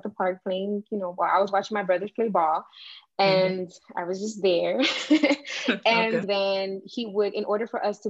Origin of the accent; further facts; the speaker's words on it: Miami, Florida, United States; I grew up in Miami, what's now known as the Wynwood Art District